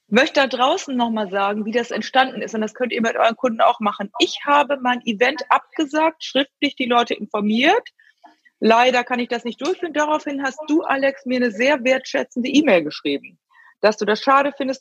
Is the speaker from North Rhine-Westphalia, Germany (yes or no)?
yes; Rheine, North Rhine-Westphalia, Germany; ich komme ja auch aus der Gegend, also ich komme aus Rheine oder Spelle bei Rheine meine Mutter ist ja Münsterländerin